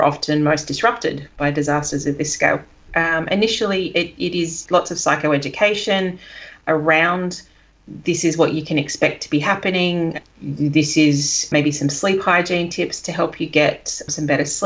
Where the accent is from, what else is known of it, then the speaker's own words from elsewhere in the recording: Sydney, New South Wales, Australia; moved away; I'm from Sydney originally